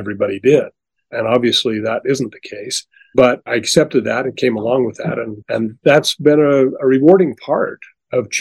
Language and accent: English; Delta, Utah, United States; I was born and raised in Delta, Utah, small community, a farming community, mostly when I grew up